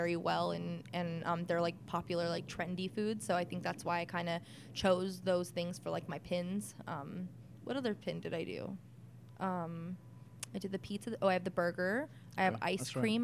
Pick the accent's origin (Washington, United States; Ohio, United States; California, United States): California, United States; Whittier; I was born here in Whittier at Presbyterian